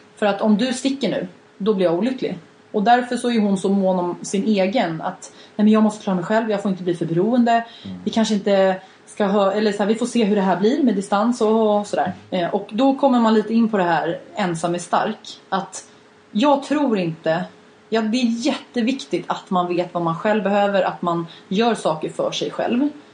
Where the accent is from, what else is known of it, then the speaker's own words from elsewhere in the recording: Sweden; som svensk